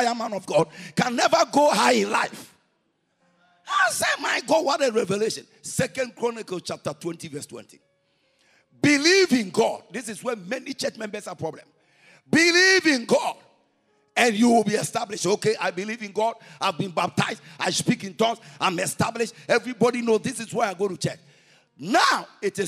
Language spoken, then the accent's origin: English; Ghana; we are from Ghana